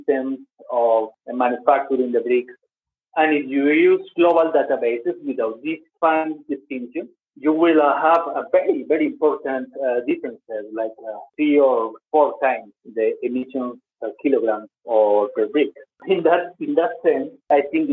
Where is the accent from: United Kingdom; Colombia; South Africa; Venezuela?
Colombia; also born or lived in Switzerland; Colombia, my home country in which I work. I work in Switzerland and Colombia